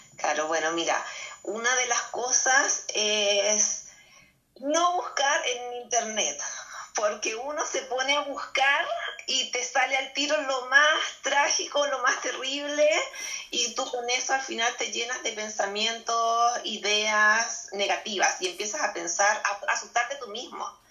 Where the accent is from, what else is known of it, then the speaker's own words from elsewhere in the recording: Chile; yo soy chilena. Eh, estamos aquí en Valparaíso, en las afueras de Valparaíso